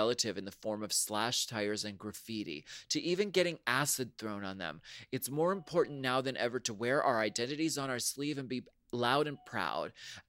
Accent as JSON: {"language": "English", "country": "United States", "said": "I'm Filipino American, and in the Philippines alone, we have 170 distinct ethno-linguistic tribal groups."}